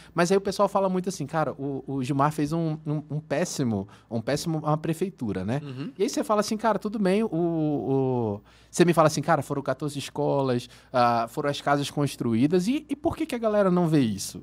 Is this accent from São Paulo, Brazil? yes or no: no; Manaus, Amazonas, Brazil; moved away as an adult; now in Uberlândia, Brazil; Eu sou de Manaus